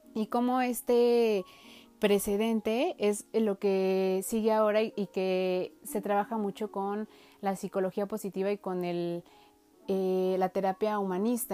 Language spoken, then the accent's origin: Spanish; Mexico; nuestro país en México